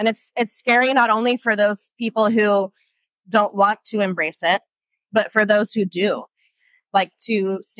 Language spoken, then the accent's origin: English; the South, United States; now in San Diego, United States; I was raised in the South, and I became goth in middle school, and I still am in my 30s.